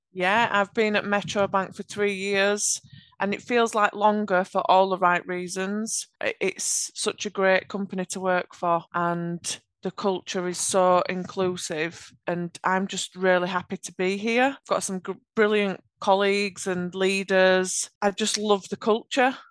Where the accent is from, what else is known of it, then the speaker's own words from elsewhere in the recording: Yorkshire and the Humber, United Kingdom; accent: Yorkshire; I have a Yorkshire accent.